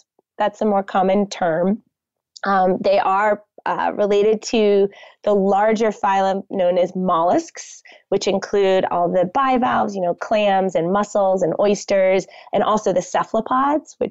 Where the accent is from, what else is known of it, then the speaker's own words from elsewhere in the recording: Connecticut, United States; moved away; I grew up on the Long Island Sound on the shores of Connecticut